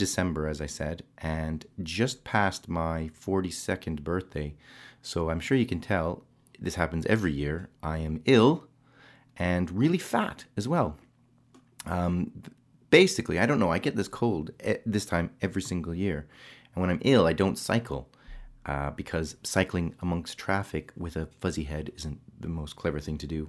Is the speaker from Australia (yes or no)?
no; Canada; also born or lived in England; now in United Kingdom; being Canadian